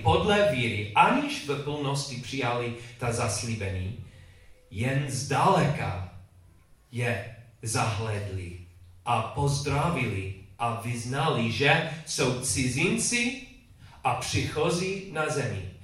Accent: England, United Kingdom; Czech is a second language; moved away; also born or lived in Chicago, United States; když jsem byl mladý kluk v Anglii, ta škola

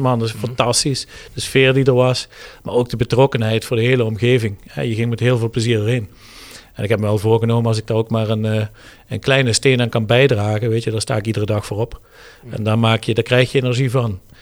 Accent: Heerlen, Limburg, Netherlands; geboren en getogen in het Heerlense.

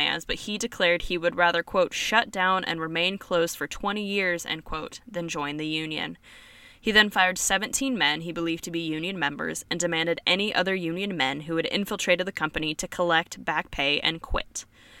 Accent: Idaho, United States; moved away; knows I'm from Idaho

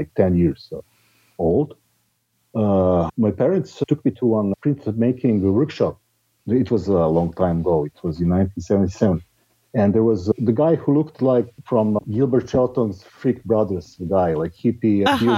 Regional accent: Belgrade, Serbia; I'm living in Belgrade, which is my hometown in Serbia

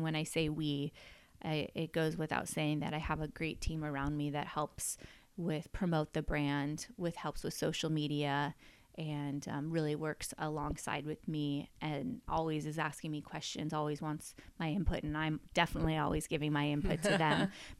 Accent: Sonoma, California, United States; also born or lived in Colorado; raised here. I actually grew up on the ranch that we're on sitting at today. But I currently, when I moved back to Sonoma from Colorado

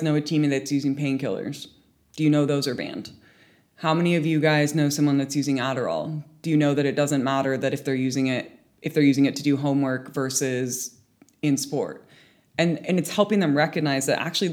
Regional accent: United States; moved away as an adult; now in United Kingdom; as an American living in the UK

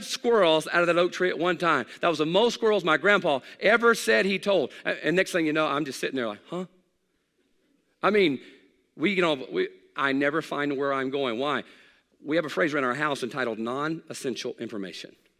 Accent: Hattiesburg, Mississippi, United States; I grew up in South Mississippi. I was born in Hattiesburg

